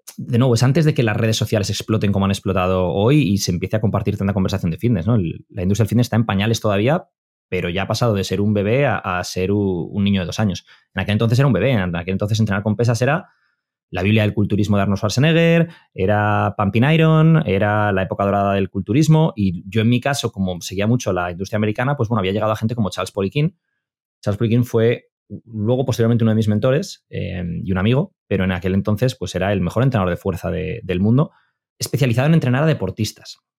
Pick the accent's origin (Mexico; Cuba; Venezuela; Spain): Spain; Madrid, Community of Madrid; also born or lived in Bilbao; Yo soy de Madrid, o nací en Bilbao, pero me crié en Madrid